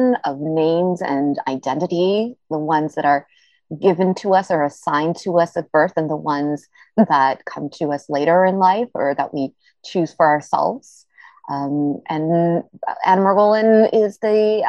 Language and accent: English; Toronto, Ontario, Canada; also born or lived in Montreal / Vancouver / Tel Aviv, Israel; I was born and raised in Toronto, but I've also lived in Montreal and in Vancouver and in Tel Aviv, Israel